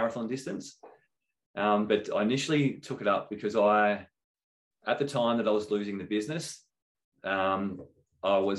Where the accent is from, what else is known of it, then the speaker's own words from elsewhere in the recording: Adelaide, South Australia, Australia; moved away; I was originally from Adelaide